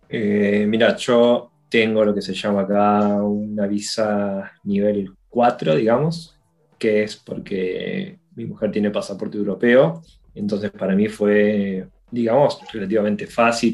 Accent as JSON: {"language": "Spanish", "country": "Argentina", "moved": "as an adult", "lives_now": "Dublin, Ireland", "said": "los que venimos de países como Argentina"}